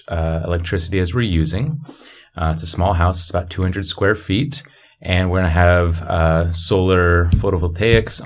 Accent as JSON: {"language": "English", "town": "Port Townsend", "region": "Washington", "country": "United States", "tie": "born or raised there", "moved": "yes", "said": "I grew up in Port Townsend, Washington"}